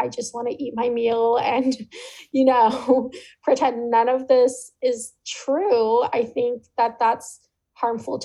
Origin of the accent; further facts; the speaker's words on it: California, United States; a California Indigenous woman